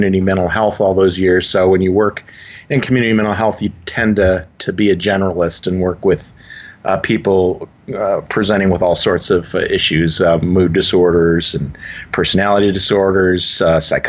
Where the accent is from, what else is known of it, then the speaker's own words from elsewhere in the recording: Dearborn, Michigan, United States; moved away as an adult; also born or lived in Southern Illinois; I'm originally from the Detroit area. I grew up in Dearborn, Michigan.